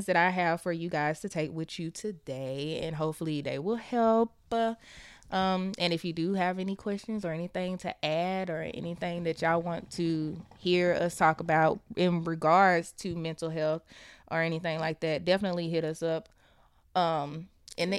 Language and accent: English; the South, United States; we're from the South